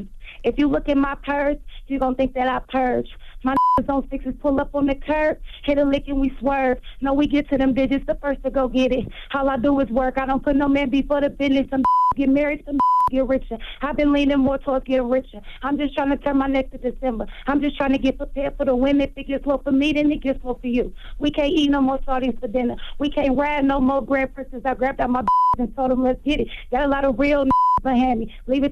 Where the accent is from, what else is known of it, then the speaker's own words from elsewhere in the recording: Dayton, Ohio, United States; Well, I'm an artist from Dayton, Ohio.